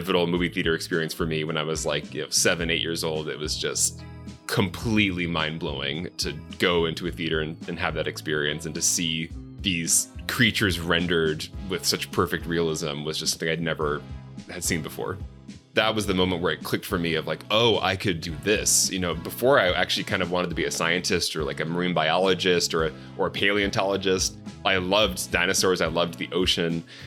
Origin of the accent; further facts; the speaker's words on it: Chandler, Arizona, United States; also born or lived in Mesa, Arizona; I grew up mostly in Chandler, Arizona, classic 90s American suburbs